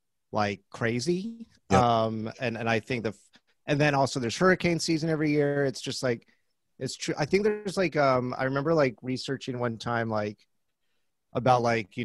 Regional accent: Orange Park, Florida, United States; moved away; I grew up in a town called Orange Park, which is right outside of Jacksonville. So it's in Clay County, which is right next to Duval. So like 904, go Jags

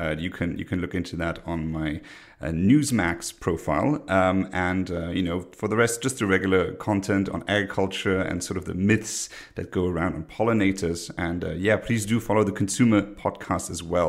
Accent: Luxembourg; I'm from Luxembourg, a very small country

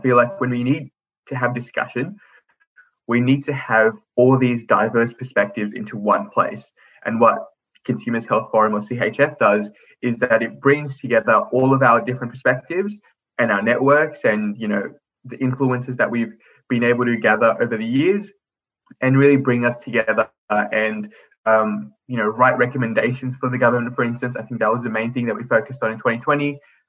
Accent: Australia; as a young person of colour growing up in Australia

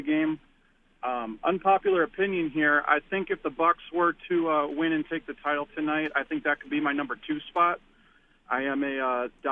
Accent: Milwaukee, Wisconsin, United States; moved away as an adult; now in Dallas, United States; I born and raised in Milwaukee 29 years. 2 years ago, moved down to Dallas, Texas

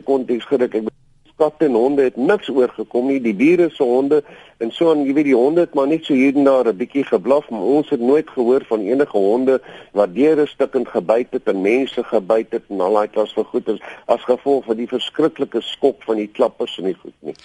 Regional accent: Western Transvaal, North West, South Africa; also born or lived in Potchefstroom; Ek het groot geword in Wes-Transvaal

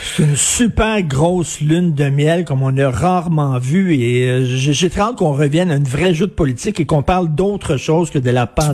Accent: Quebec, Canada; je suis un Québécois de souche

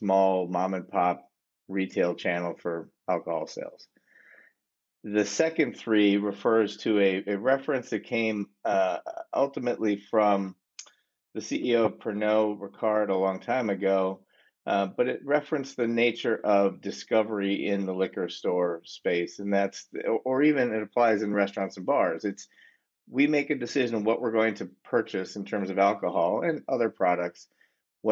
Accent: Wisconsin, United States; also born or lived in Boston / New York / Pittsburgh / Washington, D.C.; now in Chapel Hill, United States; I'm from Wisconsin originally

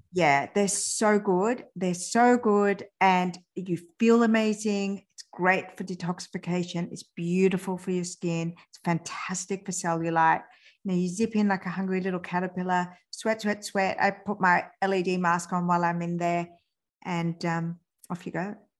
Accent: France; born or raised there

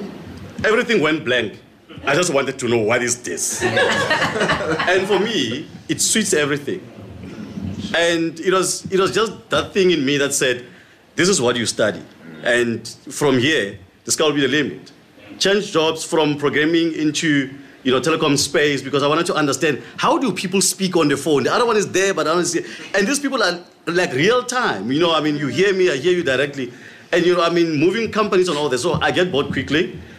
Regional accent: Mpumalanga, South Africa; So obviously, I mean, growing up in Mpumalanga, there was nothing. It's only a soccer field, 4 kilometers to school and back, looking after cattle and all that.

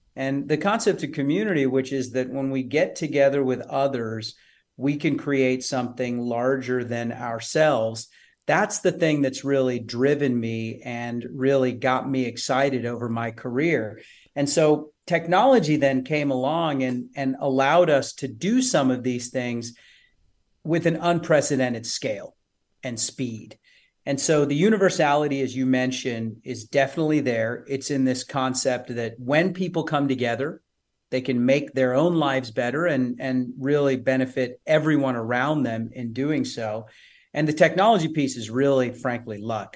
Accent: Odessa, Texas, United States; moved away as an adult; also born or lived in San Francisco; I'm from West Texas, Odessa

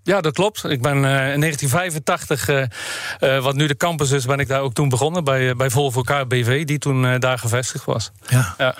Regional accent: Netherlands; als Nederlanders zijn we natuurlijk ook entrepreneurs

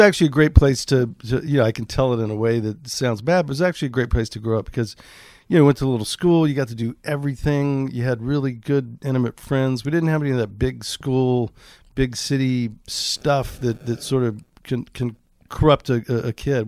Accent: Bolivar Peninsula, Texas, United States; The last one there is called the Bolivar Peninsula. It's kind of an island, kind of a peninsula. And, um, population six hundred and, uh, we had a two-bedroom house on stilts

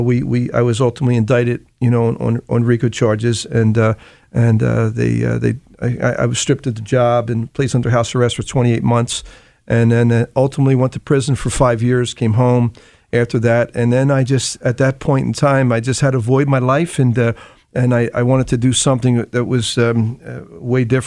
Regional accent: Philadelphia, Pennsylvania, United States; I was born and raised in Kensington

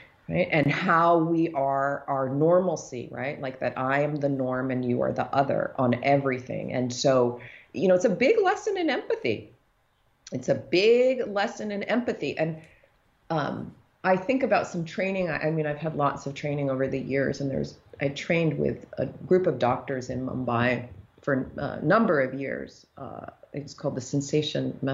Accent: United States; I have an African father, but I grew up in the United States

